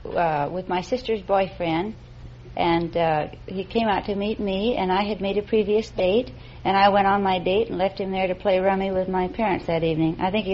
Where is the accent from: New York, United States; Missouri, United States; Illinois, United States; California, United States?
California, United States; Redlands; I was born in Redlands, California. I'm a native.